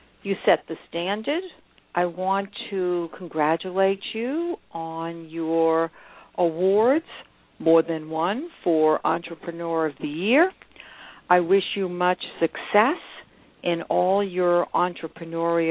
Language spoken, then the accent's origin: English; Brookline, Massachusetts, United States; I grew up in Brookline, Massachusetts, the birthplace of John F. Kennedy